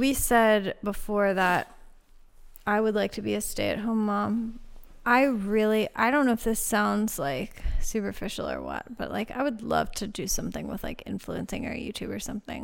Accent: Laurel Highlands, Pennsylvania, United States; moved away; we didn't just come back because it's our hometown.

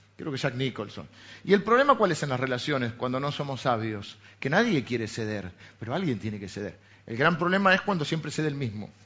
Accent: Argentina; venimos de Argentina

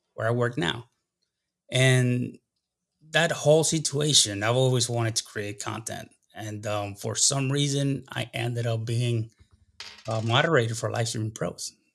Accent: Puerto Rico; accent: less of an accent than usual Puerto Rican; moved away as an adult; also born or lived in Dayton, Ohio / South America / Kuwait; Grew up and, and until I was seventeen years old in Puerto Rico

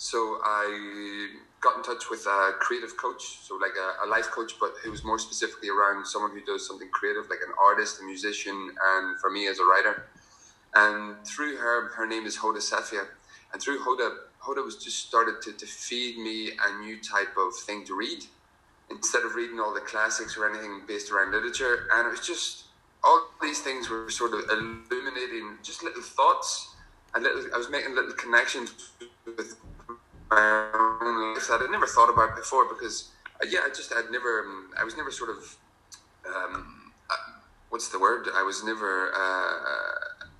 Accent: County Armagh, Northern Ireland, United Kingdom; also born or lived in south of France; now in France; I'm originally from Mahari, County Armagh. Currently living in the south of France

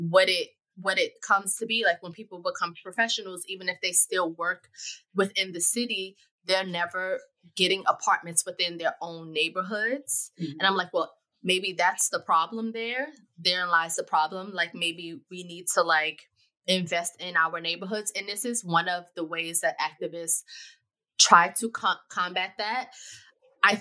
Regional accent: New York City, New York, United States; I grew up in Bed-Stuy. I grew up multiple places, but one of the places I grew up is Bed-Stuy

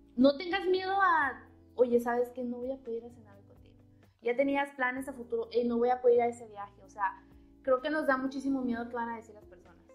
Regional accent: Chiapas, Mexico; now in Matamoros, Mexico; yo soy de Chiapas, entonces es como que atravesé todo el país para venirme a Matamoros

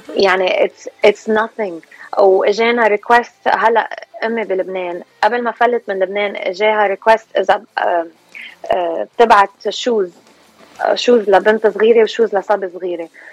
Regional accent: California, United States; also born or lived in Lebanon; أنا اكشلي خلقانة وربيانة هون سو so, خلقانة بكاليفورنيا وربيانة هون

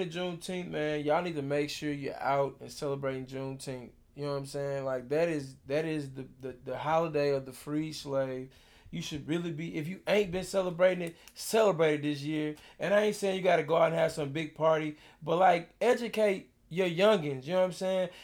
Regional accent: Beaumont, Texas, United States; I grew up in Beaumont. I grew up fifteen minutes from Vida, Texas

